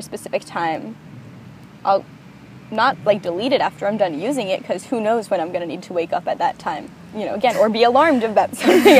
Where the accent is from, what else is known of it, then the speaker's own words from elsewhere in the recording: Connecticut, United States; I was living in Connecticut, where I'm from